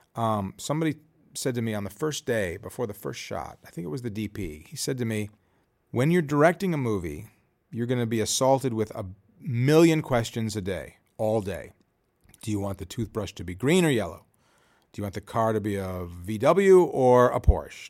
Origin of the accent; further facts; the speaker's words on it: Chicago, Illinois, United States; I'm from Chicago